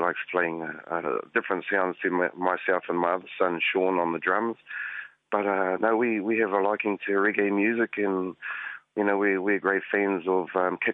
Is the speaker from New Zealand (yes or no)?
yes; Rotorua, Bay of Plenty, New Zealand; also born or lived in Northland; I was born down in Rotorua. Spent most of my life in a place called Ngongotaha.